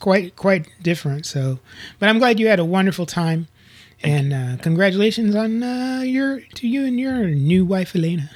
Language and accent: English; Tornado Alley, United States; moved away; I grew up in Tornado Alley